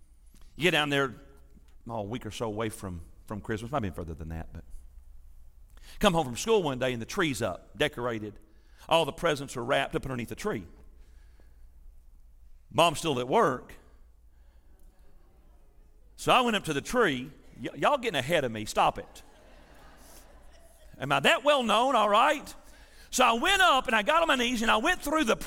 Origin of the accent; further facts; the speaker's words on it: Milan, Tennessee, United States; also born or lived in Athens, Tennessee / Kingston, Tennessee / Grainger County, Tennessee; I was growing up in West Tennessee, north of Jackson, there in a little town called Milan